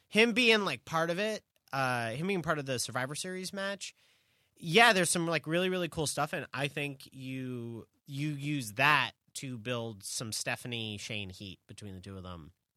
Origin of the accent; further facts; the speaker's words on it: New York, United States; as a New Yorker